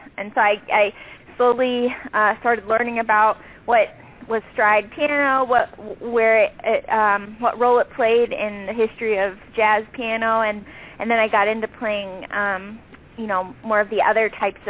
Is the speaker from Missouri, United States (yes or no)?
yes; St. Louis, Missouri, United States; moved away as an adult; also born or lived in Chicago; my hometown of St. Louis.